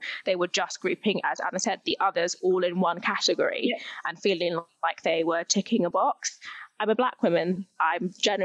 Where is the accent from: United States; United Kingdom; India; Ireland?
United Kingdom; My family are from Jamaica, so I was born here, so I'm British Caribbean